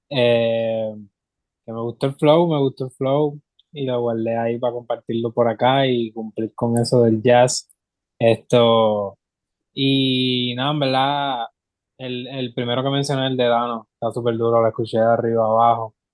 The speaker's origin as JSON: {"language": "Spanish", "country": "Puerto Rico", "said": "somos full boricua"}